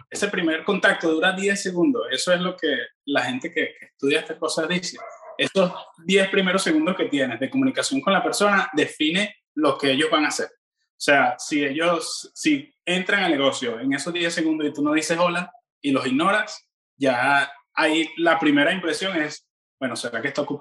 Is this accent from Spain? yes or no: no; Venezuela; yo pienso que, que una de las cosas que los venezolanos tenemos en, en común, Madeleine, los latinos en general